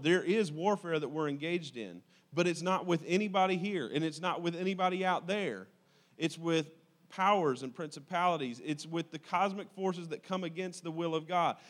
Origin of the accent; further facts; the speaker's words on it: United States; I am an American by accident of birth